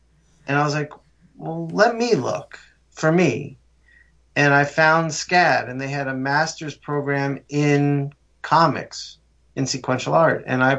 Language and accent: English; Morristown, New Jersey, United States; born there; I was born up in North Jersey in Morristown, not far from you, Jay.